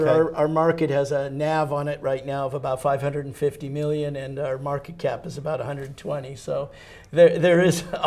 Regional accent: United States; I'm an American

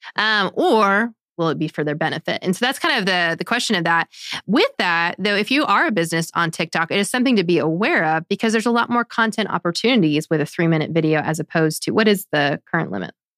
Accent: United States; as an American

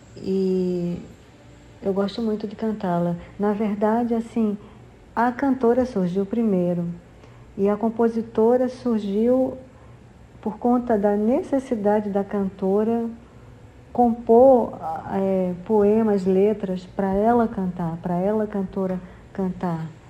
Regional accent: João Pessoa, Paraíba, Brazil; moved away as an adult; also born or lived in Rio de Janeiro; voltando a, morar em João Pessoa, que é a minha cidade, onde eu nasci e cresci

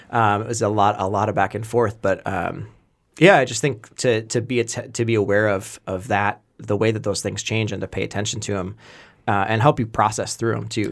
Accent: Wisconsin, United States; I grew up in Wisconsin

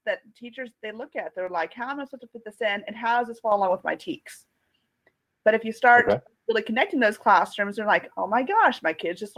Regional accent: Amarillo, Texas, United States; now in Irving, United States; I am in Dallas, Texas, Irving, Texas, but I'm originally from Amarillo, Texas

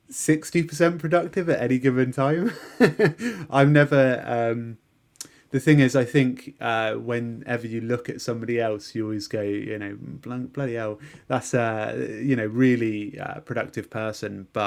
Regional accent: London, United Kingdom; born there; I was I was born in London, but we moved to a really nice rural part.

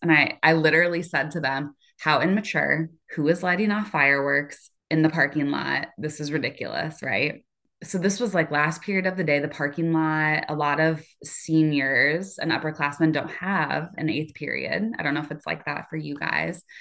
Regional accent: Cedar Rapids, Iowa, United States; I am from Cedar Rapids, Iowa

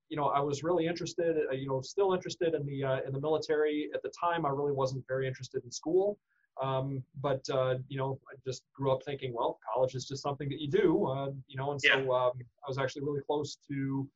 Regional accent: Iowa City, Iowa, United States; Well, originally born and raised in Iowa City. Iowa City native, and I went K through 12 in Solon

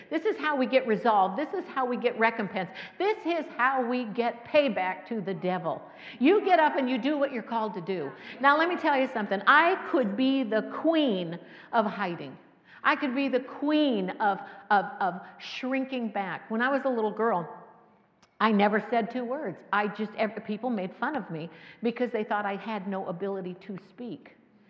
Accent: Cocoa Beach, Florida, United States; I'm from Cocoa Beach, Florida, where the Space Center is

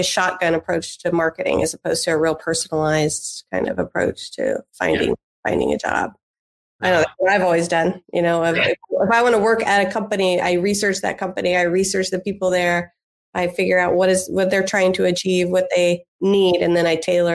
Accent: Indianapolis, Indiana, United States; moved away as an adult; I grew up in Indianapolis, Indiana, and came back to raise a family

